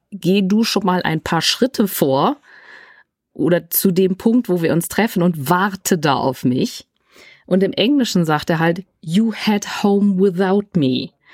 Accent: Germany; ich bin in, in, Deutschland aufgewachsen, aber ich bin, ich äh, bin Engländerin.

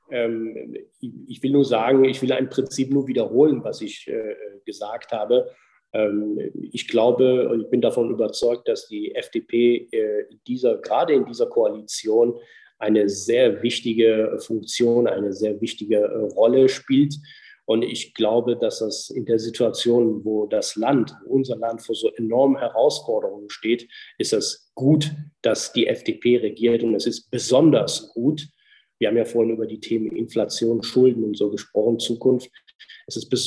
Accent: North Rhine-Westphalia, Germany; ich komme aus Nordrhein-Westfalen

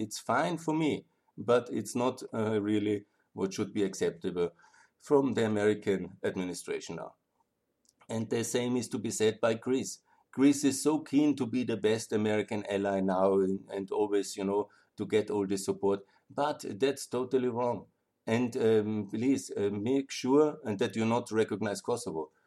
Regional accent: Austria; I'm from the European Union, from Austria

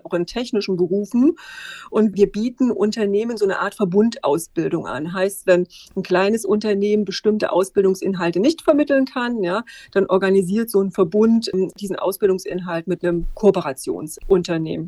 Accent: Erfurt, Thuringia, Germany; moved away as an adult; wieder zurück in meine alte Heimat Erfurt gegangen

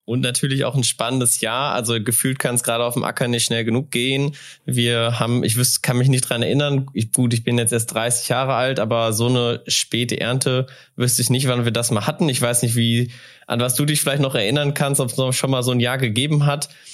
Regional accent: North Rhine-Westphalia, Germany; now in North Hesse, Germany

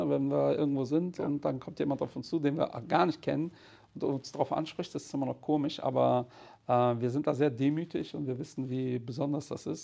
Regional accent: Portugal; Also als Portugiese hat man auch mit 15 Anzug.

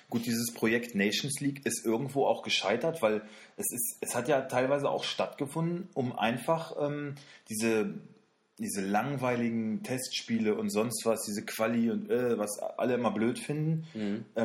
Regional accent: Wolfsburg, Lower Saxony, Germany; wir kommen, wir kommen ja aus Wolfsburg

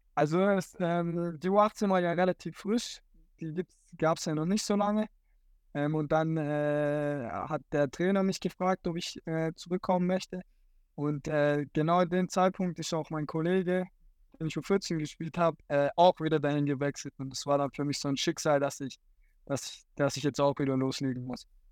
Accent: Dotternhausen, Baden-Württemberg, Germany; ich komme hier aus dem Dorf

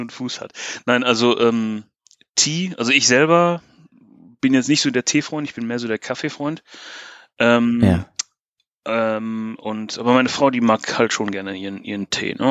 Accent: Bochum, North Rhine-Westphalia, Germany; moved away as an adult; also born or lived in Bristol; now in Wales, United Kingdom; Ich bin Deutscher, ja, genau. Ich komme eigentlich aus Bochum. Eigentlich aus dem, aus dem tiefsten Ruhrgebiet

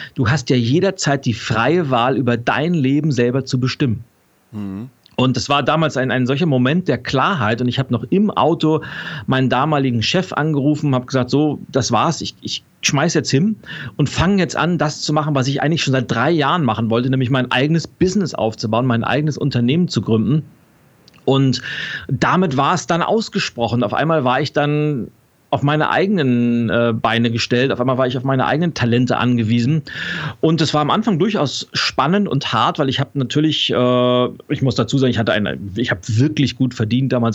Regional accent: Lübeck, Schleswig-Holstein, Germany; now in Berlin, Germany; Ich bin in, in Lübeck geboren, also nordisch by nature

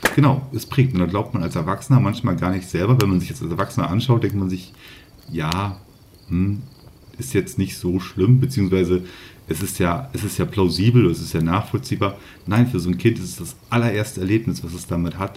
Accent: Northern Germany, Germany; Ich komme ja hier oben aus Norddeutschland

